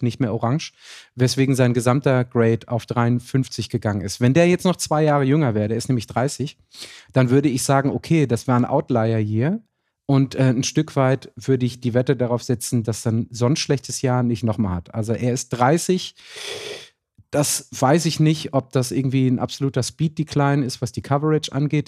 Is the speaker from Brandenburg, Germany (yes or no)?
no; Ruhr area, North Rhine-Westphalia, Germany; bei uns im Ruhrgebiet